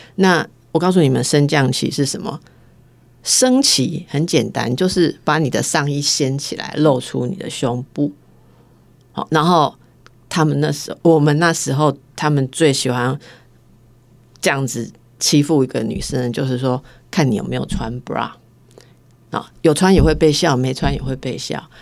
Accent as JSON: {"language": "Chinese", "country": "Taiwan", "said": "我们台湾人"}